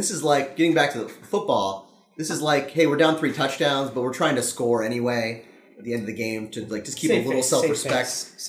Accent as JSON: {"language": "English", "town": "Daytona Beach", "region": "Florida", "country": "United States", "moved": "yes", "lives_now": "Chicago, United States", "said": "I'm from Daytona"}